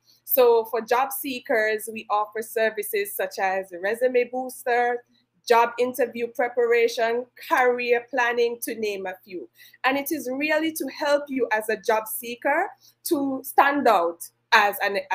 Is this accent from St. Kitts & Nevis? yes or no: yes; St. Kitts & Nevis; I am from the Federation of St. Kitts and Nevis